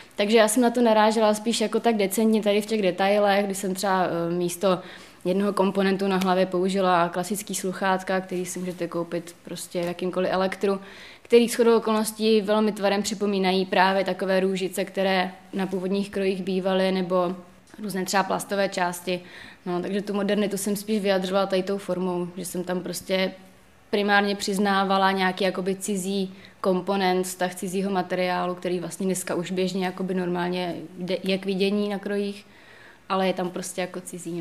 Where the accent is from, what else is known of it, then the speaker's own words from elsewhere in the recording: Moravia, Czechia; Já teda jednak pocházím z Moravy